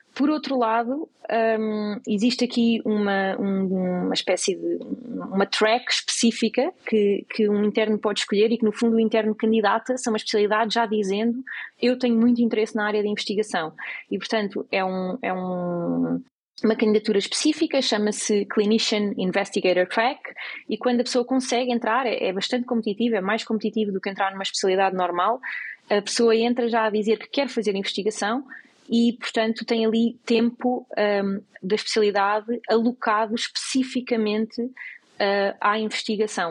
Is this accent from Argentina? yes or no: no; Portugal; moved away as an adult; now in United States; nós portugueses